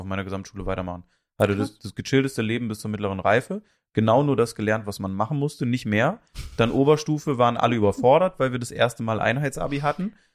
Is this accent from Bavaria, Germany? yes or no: no; Mönchengladbach, North Rhine-Westphalia, Germany; bei uns in Mönchengladbach